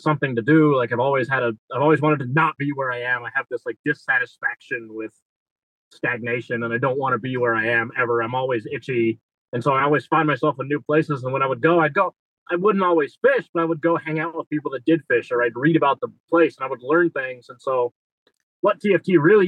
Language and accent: English; Newport Beach, California, United States; I grew up in Newport Beach, California, which is like a yachty sort of place